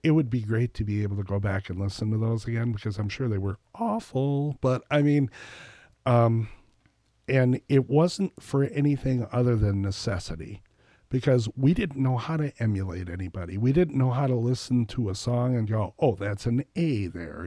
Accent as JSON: {"language": "English", "town": "Reedsburg", "region": "Wisconsin", "country": "United States", "tie": "born or raised there", "also_born_or_lived": "Baraboo / Madison", "moved": "as an adult", "said": "I grew up here"}